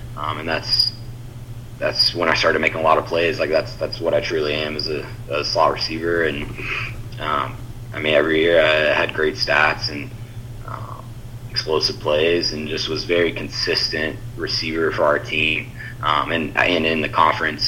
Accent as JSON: {"language": "English", "town": "Houston", "region": "Texas", "country": "United States", "tie": "born or raised there", "also_born_or_lived": "Alexandria, Louisiana / Louisiana", "said": "my dad got offered a job in Houston when I was almost nine years old. So then moved to Houston, um, and I was there the rest of the time."}